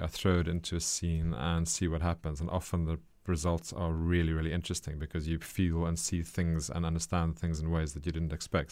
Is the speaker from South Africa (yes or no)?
yes; South Africa; for me as a South African